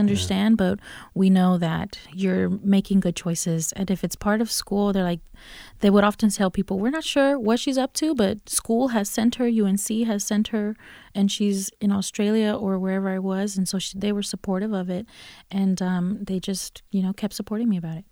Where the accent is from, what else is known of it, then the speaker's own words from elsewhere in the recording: Durham, North Carolina, United States; also born or lived in Los Angeles; So, um, I grew up here in Durham. Durham was, is all I, all I knew growing up and went through Durham Public Schools